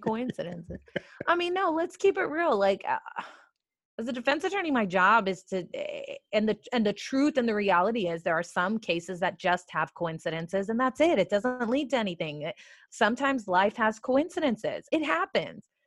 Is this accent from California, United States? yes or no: yes; California, United States; I'm from California